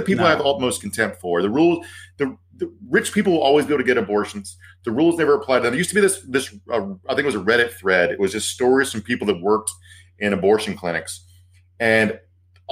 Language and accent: English; the South, United States; I'm from the South